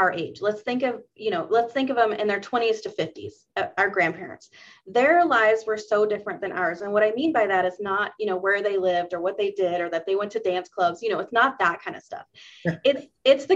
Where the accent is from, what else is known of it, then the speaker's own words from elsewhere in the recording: the South, United States; I grew up in the South